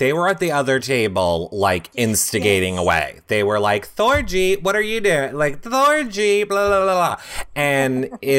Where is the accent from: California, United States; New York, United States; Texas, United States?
New York, United States; Like, I'm from New York.